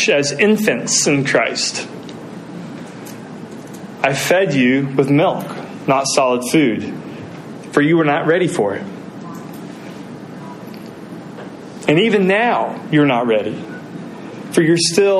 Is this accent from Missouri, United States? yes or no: no; Muncie, Indiana, United States; moved away as an adult; I return to my hometown and visit my family in Muncie, Indiana